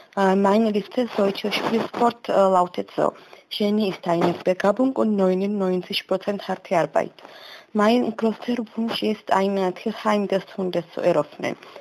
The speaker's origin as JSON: {"language": "German", "country": "Georgia", "second_language": "German", "said": "Ich komme aus Georgien"}